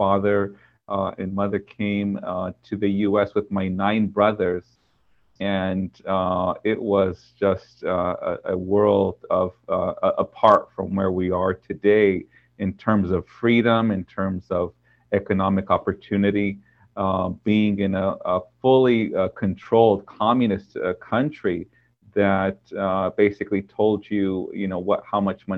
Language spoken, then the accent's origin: English; Orange County, California, United States; I was born on in Orange County.